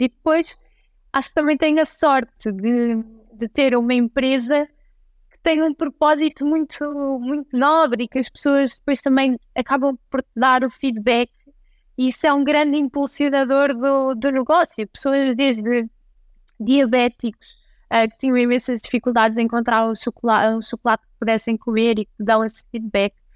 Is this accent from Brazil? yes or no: no; Santa Maria da Feira, Norte, Portugal; also born or lived in London; now in Lisbon, Portugal; apesar de eu ser do norte, eu sou de Santa Maria da Feira, eu vivo em Lisboa